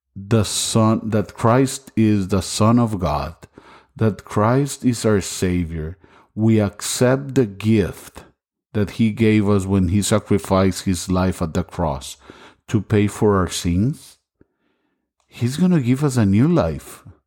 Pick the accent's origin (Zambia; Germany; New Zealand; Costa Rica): Costa Rica; English is a second language; now in Las Vegas, United States; I'm originally from Costa Rica. That's why my English sometimes is not perfect